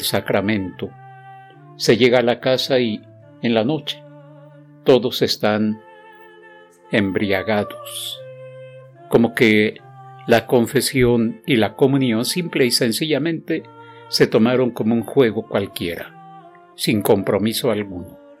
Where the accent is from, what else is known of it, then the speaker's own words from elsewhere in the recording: Mexico; como decimos los mexicanos